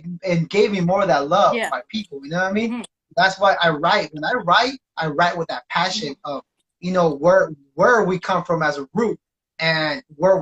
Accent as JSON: {"language": "English", "town": "Salinas", "region": "California", "country": "United States", "tie": "born or raised there", "also_born_or_lived": "Oakland / Berkeley / San Diego / Los Angeles", "said": "lived in like down south, San Diego, LA too, and, you know, so I experienced both, and now, and I was, you know, born and raised in Salinas"}